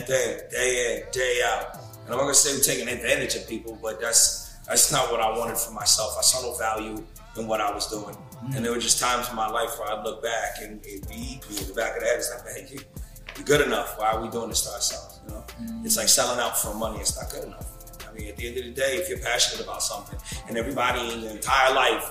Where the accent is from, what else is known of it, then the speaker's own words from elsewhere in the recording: North Bergen, New Jersey, United States; I'm from North Bergen, New Jersey